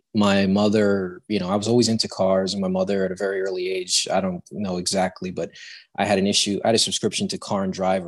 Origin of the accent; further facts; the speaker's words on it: New Jersey, United States; I've been born and raised in New Jersey. I'm about an hour outside of New York City, so pretty much between Philadelphia and New York City.